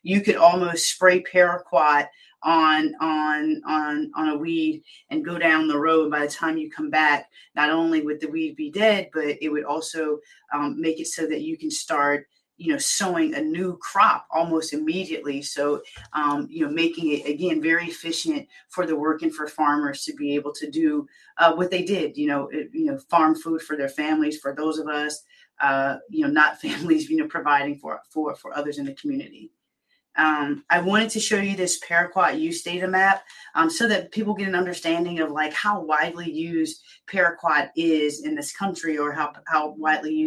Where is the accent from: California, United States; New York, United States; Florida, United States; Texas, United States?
Florida, United States; Pensacola; Pensacola, Florida, my hometown